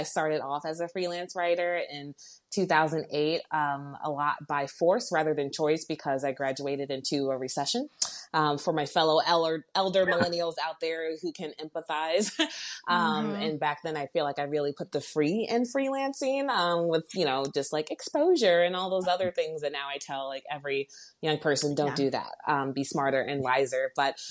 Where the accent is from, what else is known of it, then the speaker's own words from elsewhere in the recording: outside of Baltimore, Maryland, United States; moved away as an adult; now in Chicago, United States; I grew up outside of Baltimore, Maryland, in very quiet neighborhood.